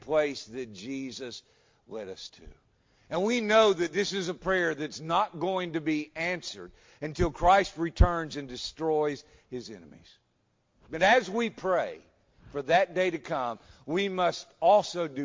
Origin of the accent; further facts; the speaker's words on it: United States; I'm an American